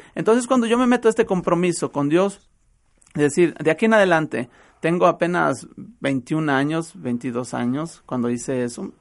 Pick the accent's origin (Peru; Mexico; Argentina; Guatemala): Mexico; Acatlán de Juárez, Jalisco; Estamos allá en Acatlán de Juárez, a un lado de Acatlán de Juárez, ahí en donde yo radico, donde está mi pueblo, El Plan, ahí estamos nosotros